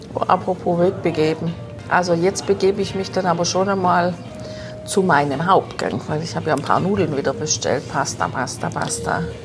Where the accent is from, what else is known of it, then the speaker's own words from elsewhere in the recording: Germany; bei uns zu Hause in Deutschland